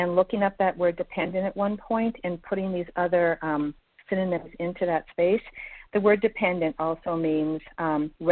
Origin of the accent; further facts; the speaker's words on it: Minnesota, United States; now in Florida, United States; I'm from Minnesota but currently in Florida